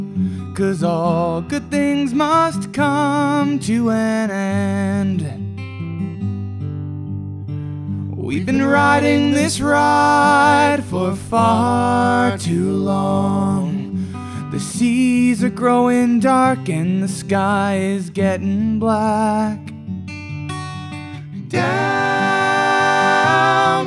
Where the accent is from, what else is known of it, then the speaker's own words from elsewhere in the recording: Oshawa, Ontario, Canada; moved away as an adult; now in Thunder Bay, Canada; Originally, I'm from Oshawa